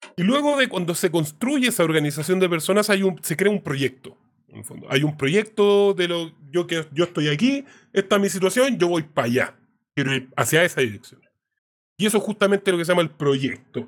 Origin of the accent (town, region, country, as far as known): Chile